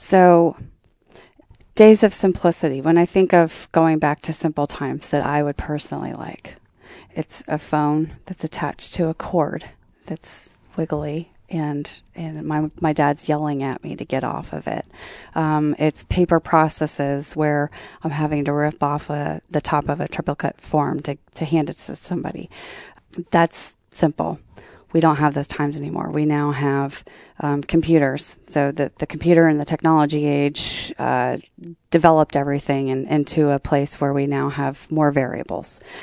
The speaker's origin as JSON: {"language": "English", "town": "Columbus", "region": "Ohio", "country": "United States", "tie": "born or raised there", "said": "I was sad to leave my hometown was because my, my p, work personality did not necessarily f, sort of fit in very well into the Columbus work culture."}